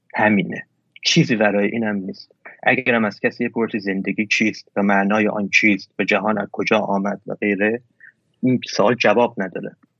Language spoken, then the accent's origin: Persian; Iran; همه کسایی که توی ایران بزرگ شدیم همینیم